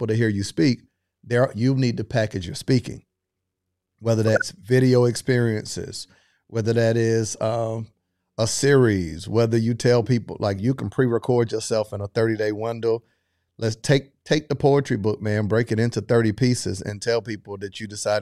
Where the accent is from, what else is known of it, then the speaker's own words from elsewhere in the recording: Florida, United States; I'm from Florida